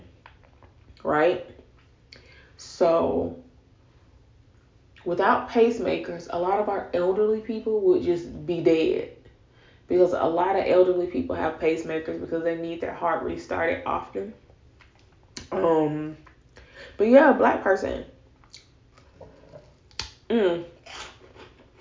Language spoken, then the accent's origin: English; Florida, United States; also born or lived in the South; I grew up in Florida, well, partially grew up in Florida